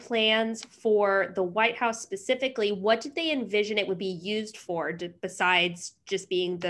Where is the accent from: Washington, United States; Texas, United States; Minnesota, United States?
Washington, United States; I'm from Washington State